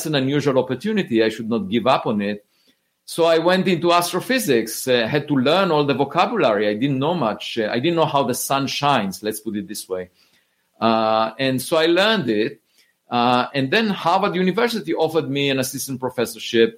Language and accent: English; Israel; moved away as an adult; I grew up in Israel